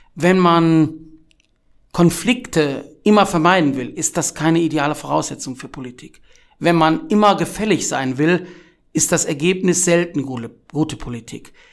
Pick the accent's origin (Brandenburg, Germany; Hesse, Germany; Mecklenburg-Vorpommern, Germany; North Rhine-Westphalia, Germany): North Rhine-Westphalia, Germany; Wuppertal; Ich komme aus Wuppertal, das macht einen großen Teil meiner Identität aus